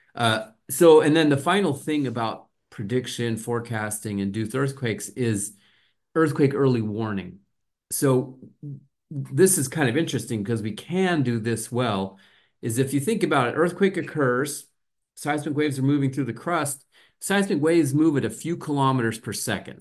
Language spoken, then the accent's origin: English; New Mexico, United States; moved away as an adult; also born or lived in Southern California / Arizona; I grew up in New Mexico in the southwestern U S